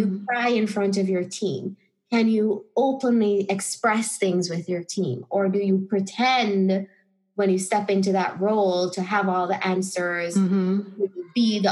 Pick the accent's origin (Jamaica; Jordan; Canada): Jamaica; moved away as an adult; also born or lived in Chicago, United States / Spain; I felt very disconnected from my identity as a Jamaican